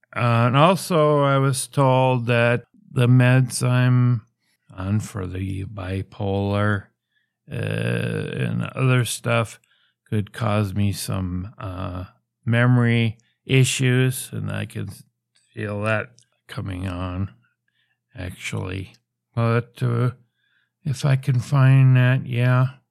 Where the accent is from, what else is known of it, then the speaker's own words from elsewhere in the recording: United States; I'm from the States